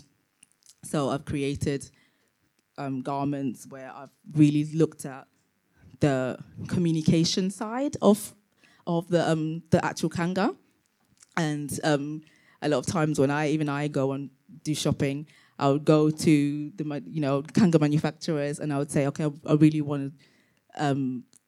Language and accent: English; London, United Kingdom; also born or lived in Tanzania; I was born in Tanzania and grew up in London.